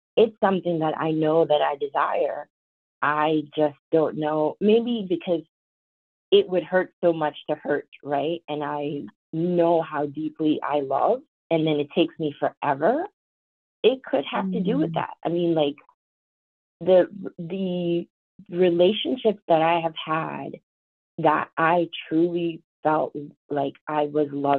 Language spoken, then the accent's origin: English; White Plains, New York, United States; accent: Valley girl; I talk very, Valley girl, because I grew up in White Plains, New York